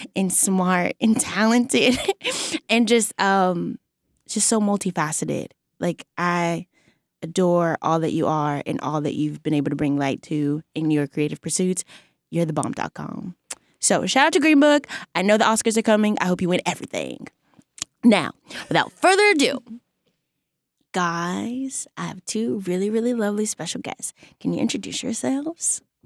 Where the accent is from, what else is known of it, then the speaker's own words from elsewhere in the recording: Texas, United States; I'm from Texas